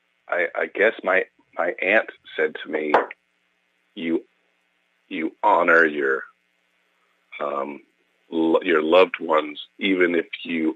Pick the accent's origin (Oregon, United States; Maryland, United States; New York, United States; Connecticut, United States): Connecticut, United States; I come from Connecticut